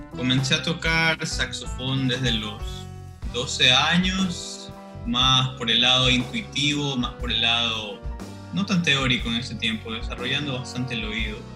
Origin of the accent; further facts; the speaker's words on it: Guayaquil, Guayas, Ecuador; also born or lived in United States / Quito; porque los dos somos de Guayaquil